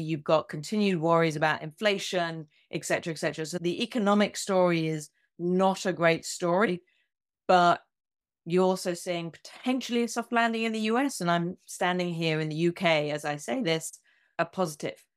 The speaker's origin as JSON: {"language": "English", "country": "United Kingdom", "also_born_or_lived": "United States", "said": "I'm both a Brit and an American"}